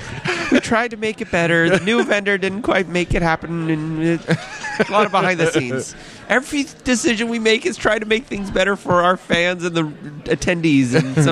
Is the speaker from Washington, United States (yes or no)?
yes; Seattle, Washington, United States; Seattle's my hometown, too.